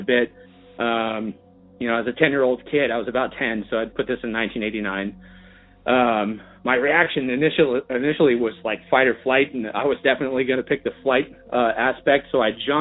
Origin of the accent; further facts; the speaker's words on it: Bay Area, California, United States; I grew up in the Bay Area, born and raised